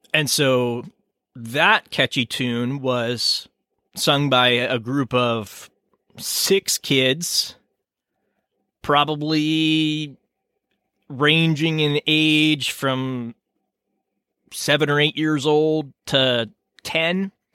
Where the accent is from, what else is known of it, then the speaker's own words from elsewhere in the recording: United States; I'm an American